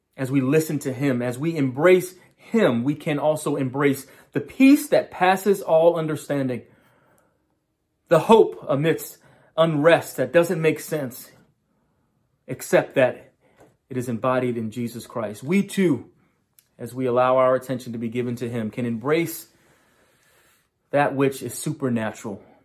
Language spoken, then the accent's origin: English; New York, United States; moved away; also born or lived in Loudoun County, Virginia; in my home state of New York